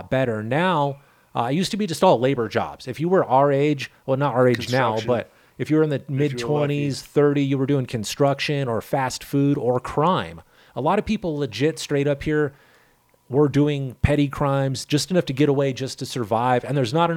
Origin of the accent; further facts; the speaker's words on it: California, United States; now in Pueblo, United States; I'm from California